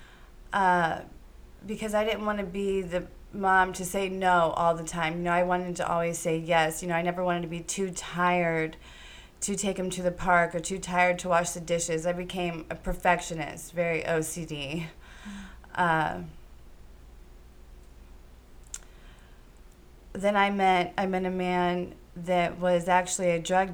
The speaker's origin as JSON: {"language": "English", "town": "Green", "region": "Ohio", "country": "United States", "tie": "born or raised there", "said": "I was born in Green, Ohio"}